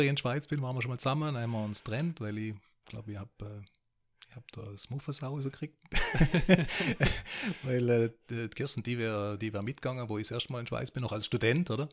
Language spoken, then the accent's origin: German; Baden-Baden, Baden-Württemberg, Germany; moved away as an adult; also born or lived in Switzerland / Austria / Liechtenstein; ich bin geboren in Badebade, bin dort mit dem, heute heißt Südwestrundfunk, damals hieß es Südwestfunk, mit dem irgendwie auch aufgewachsen